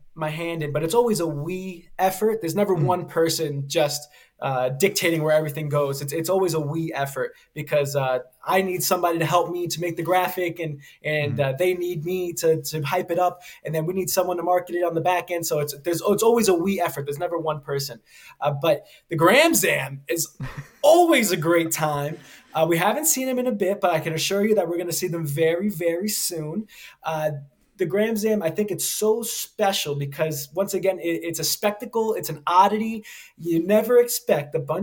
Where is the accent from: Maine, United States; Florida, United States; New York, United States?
New York, United States; New York City; moved away as an adult; now in Pittsburgh, United States; I grew up a New York kid, and I wear that with me always